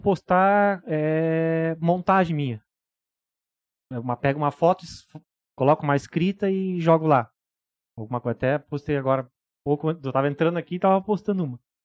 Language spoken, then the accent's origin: Portuguese; Uruguaiana, Rio Grande do Sul, Brazil; now in Balneário Camboriú, Brazil; eu sou de Uruguaiana, Rio Grande